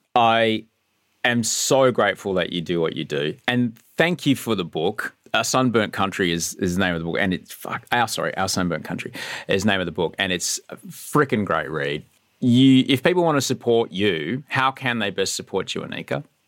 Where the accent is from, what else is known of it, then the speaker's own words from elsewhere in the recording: Queensland, Australia; I grew up in Queensland under the National Party